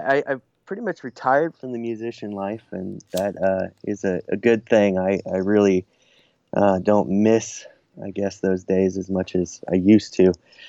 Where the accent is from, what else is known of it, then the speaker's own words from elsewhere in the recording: Washington, United States; also born or lived in Southern California / Nashville, Tennessee; No, I grew up, I was born in Washington State, and then traveled around a little bit. Spent some time in Southern California, and also about 20 years in Nashville, Tennessee.